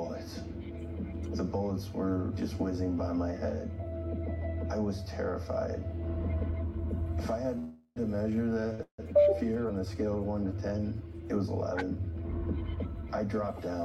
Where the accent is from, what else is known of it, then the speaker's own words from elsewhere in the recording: Englewood, Colorado, United States; I grew up in Inglewood, Colorado.